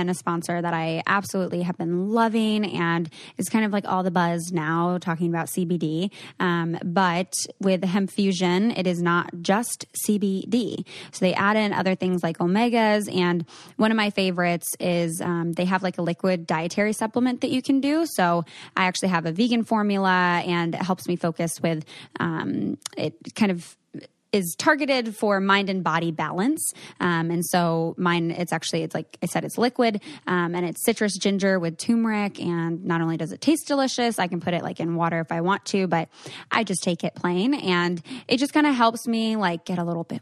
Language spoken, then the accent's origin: English; United States; I'm American